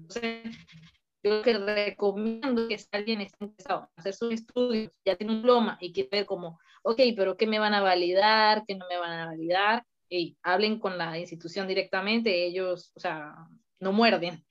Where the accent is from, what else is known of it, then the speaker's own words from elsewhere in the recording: Mérida, Venezuela; moved away as an adult; now in Toulouse, France; yo soy ingeniería civil ya de, Venezuela, pues, porque yo nací en Venezuela, en Mérida, y eh, decidí venir a Francia